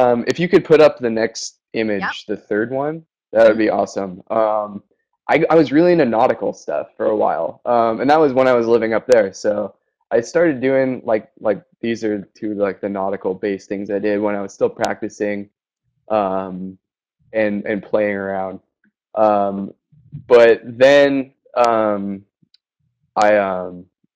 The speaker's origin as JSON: {"language": "English", "area": "Orange County", "region": "California", "country": "United States", "tie": "born or raised there", "also_born_or_lived": "Flathead Lake, Montana", "moved": "as an adult", "said": "I grew up down here in Orange County"}